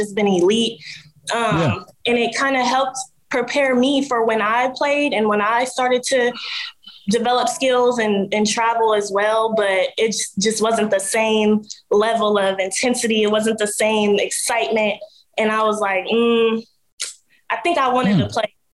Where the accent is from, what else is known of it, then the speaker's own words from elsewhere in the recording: Columbus, Ohio, United States; moved away as an adult; now in Dallas, United States; I am originally from Columbus, Ohio, Eastmoor Academy alum